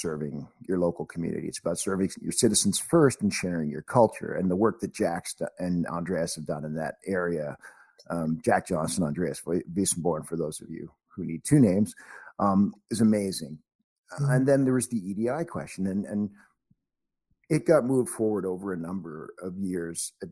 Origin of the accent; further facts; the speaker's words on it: Canada; also born or lived in Warrington, England; I'm a Canadian. I'm all my life. I came to Canada when I was 5.